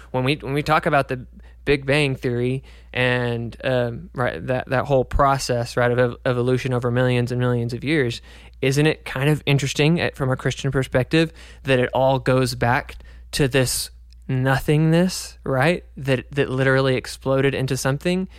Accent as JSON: {"language": "English", "country": "United States", "tie": "born or raised there", "said": "growing up in America"}